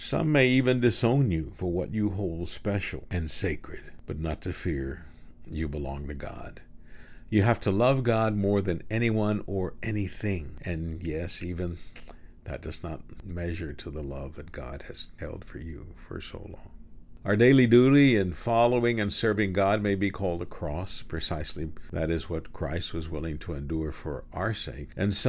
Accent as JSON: {"language": "English", "town": "Houston", "region": "Texas", "country": "United States", "tie": "born or raised there", "also_born_or_lived": "Kingsville, Texas", "said": "Then we moved away from Kingsville to Houston."}